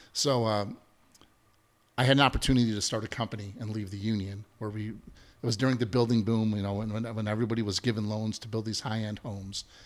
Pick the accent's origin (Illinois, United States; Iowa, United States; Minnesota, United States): Illinois, United States; Chicago; growing up in the South Side, right? I'm a, I'm, I'm a son of a steel mill worker